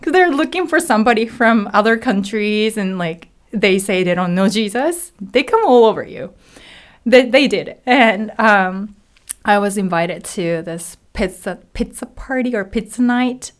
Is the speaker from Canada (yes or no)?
no; Hiroshima, Japan; English is a second language; moved away as an adult; also born or lived in Tokyo, Japan / California, United States; now in United States; I am originally from Hiroshima, Japan